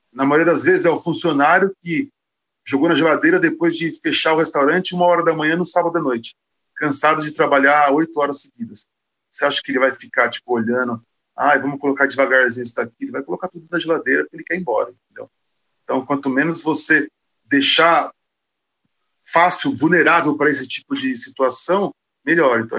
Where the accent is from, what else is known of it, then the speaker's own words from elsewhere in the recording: Osasco, São Paulo, Brazil; Sim, eu sou de Osasco. É uma cidade de 800 mil habitantes que tem o oitavo maior PIB do Brasil, maior que Salvador, por exemplo.